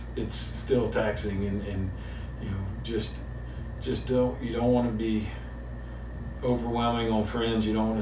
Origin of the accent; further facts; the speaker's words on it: LaGrange, Georgia, United States; I'm from LaGrange.